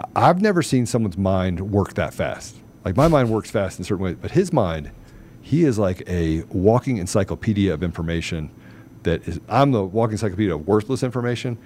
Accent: United States; I'm an American

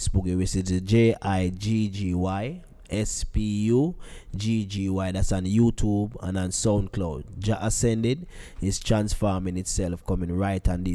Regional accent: Kingston, Jamaica; I was born in Trenchtown

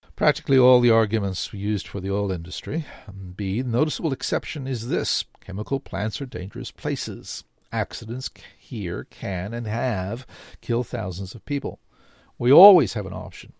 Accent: South Africa; now in Canada; I grew up in South Africa

